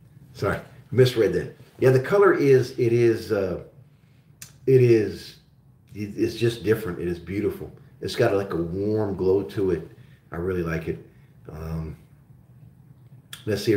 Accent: Oklahoma, United States; also born or lived in Augsburg, Bavaria, Germany; I'm originally from Germany, and when I first came to the States, I grew up in Oklahoma.

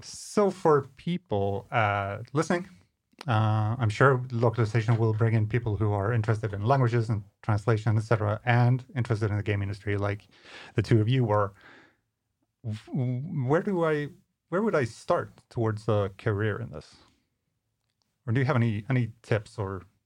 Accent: Skåne, Sweden; Coming from this part of, of Sweden

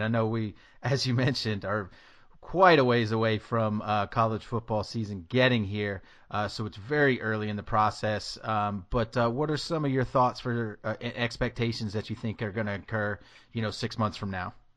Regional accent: Tennessee, United States; moved away; I'm from Tennessee

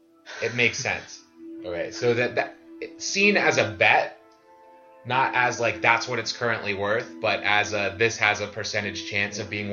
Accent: London, United Kingdom; I'm from London.

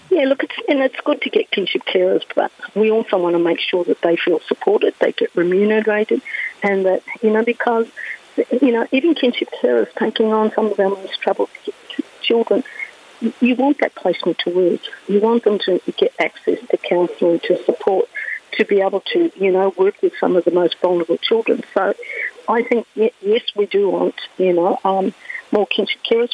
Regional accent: Victoria, Australia; I come from Victoria

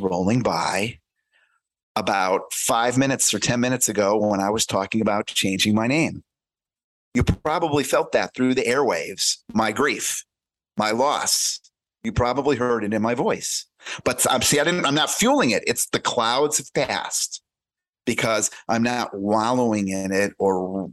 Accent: United States

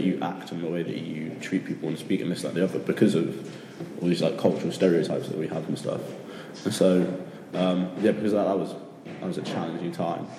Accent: United Kingdom; now in Sapporo, Japan; I'm from the UK, currently living in Sapporo, Japan

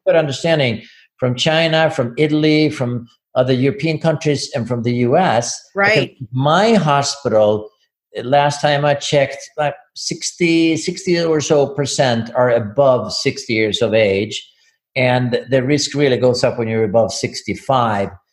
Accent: Sweden; moved away as an adult; now in Ann Arbor, United States; I'm from Sweden.

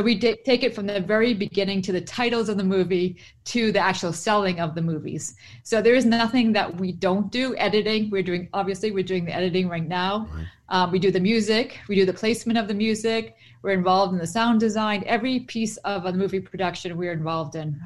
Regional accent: Boston, Massachusetts, United States; I'm from Boston.

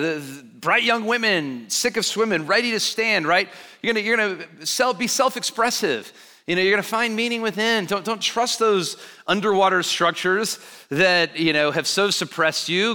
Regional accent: Alabama, United States; I grew up in Alabama

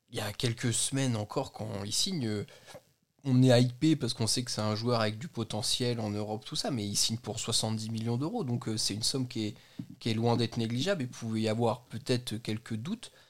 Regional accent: Belgium; le bas blessé je suis belge, je défonce la langue Il française.

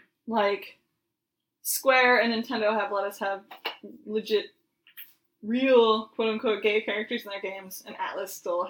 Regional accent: Massachusetts, United States; I'm from Massachusetts

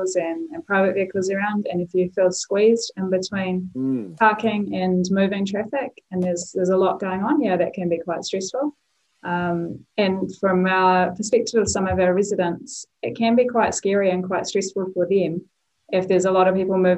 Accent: Havelock, New Zealand; now in Lower Hutt, New Zealand; I'm from Havelock originally

